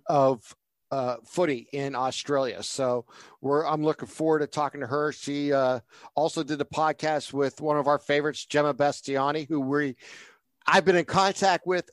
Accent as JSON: {"language": "English", "region": "Northeast Ohio", "country": "United States", "said": "being a Northeast Ohio guy"}